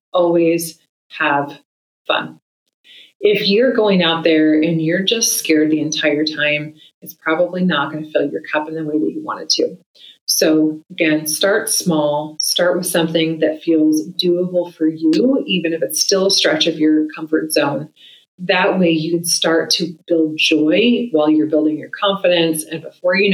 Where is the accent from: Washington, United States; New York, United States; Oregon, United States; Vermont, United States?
Oregon, United States; my home state of Oregon